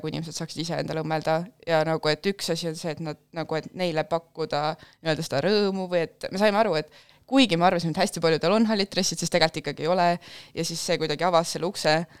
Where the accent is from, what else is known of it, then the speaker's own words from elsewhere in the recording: Pärnu, Pärnu County, Estonia; ma olen äh, Pärnust pärit